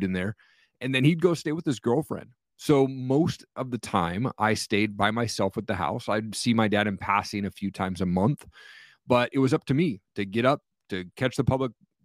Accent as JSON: {"language": "English", "town": "Kennewick", "region": "Washington", "country": "United States", "tie": "born or raised there", "said": "I grew up in Eastern Washington, in a place called Tri-Cities, or Kennewick, Washington was the exact city there."}